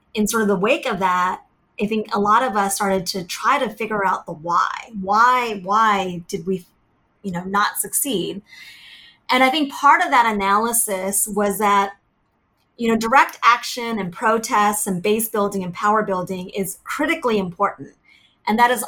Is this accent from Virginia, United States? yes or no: yes; Virginia, United States; also born or lived in Vietnam; we settled in Virginia. And growing up in Virginia in the 80s